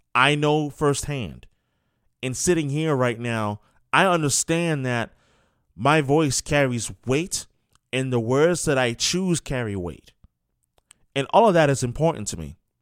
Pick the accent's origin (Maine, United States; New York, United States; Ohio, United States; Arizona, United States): New York, United States; moved away; I was born and raised in New York, New York. That's where I'm from